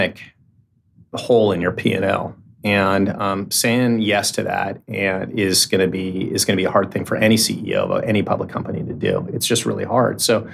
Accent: San Francisco, California, United States; also born or lived in Menlo Park; I grew up in Silicon Valley. I grew up in Menlo Park and in San Francisco.

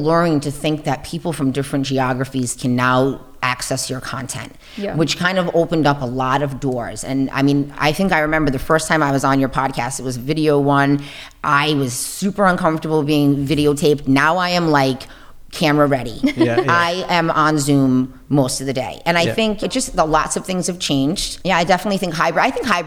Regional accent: Fall River, Massachusetts, United States; art is not something that I experienced at all growing up in Fall River

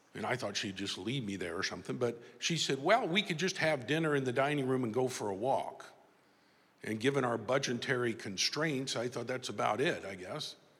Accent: Tulsa, Oklahoma, United States; i came back to my hometown here in tulsa oklahoma

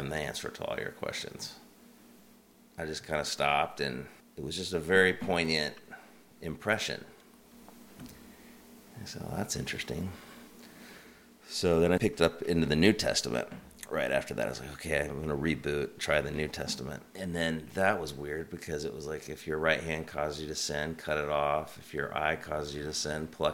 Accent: Kansas, United States; moved away as an adult; also born or lived in Washington, D.C.; now in Pacific Northwest, United States; I grew up in Kansas, where I lived till I was 25.

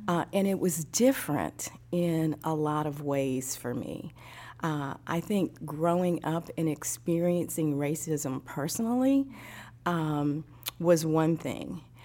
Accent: Midwest, United States; also born or lived in East Coast / Texas; now in Tennessee, United States; I grew up in the Midwest

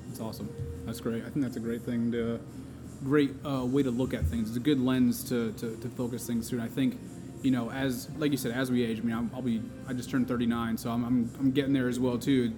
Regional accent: Connecticut, United States; I grew up in Connecticut

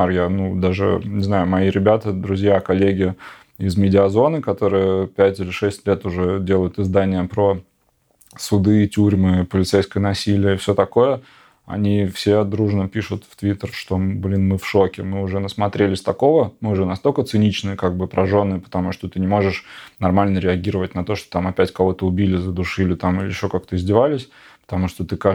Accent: Siberia, Russia; now in Moscow, Russia; Я говорю, я вообще из Сибири, я вообще, ну, был в Беларуси полтора года назад, там, три дня. Но, как бы, я сам в Москве

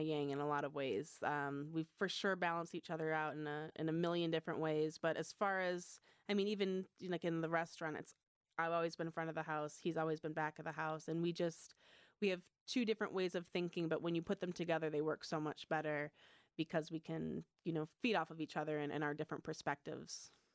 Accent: Michigan, United States; moved away as an adult; I grew up in Michigan.

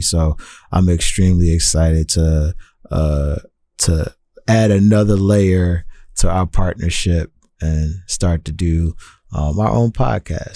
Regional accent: Philadelphia, Pennsylvania, United States; now in Tacoma, United States; as a young person growing up in Philadelphia

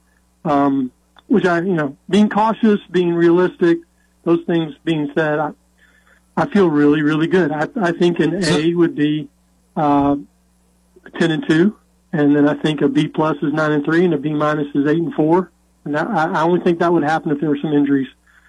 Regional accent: Nashville, Tennessee, United States; Growing up in Nashville, there were no pro teams

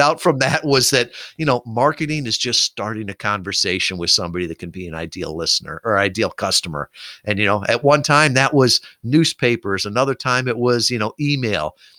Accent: Kalamazoo, Michigan, United States; here in my hometown of Kalamazoo, Michigan

